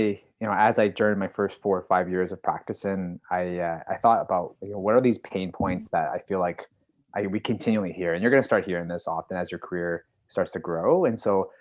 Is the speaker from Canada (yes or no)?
yes; Calgary, Alberta, Canada; I'm from Calgary, Alberta.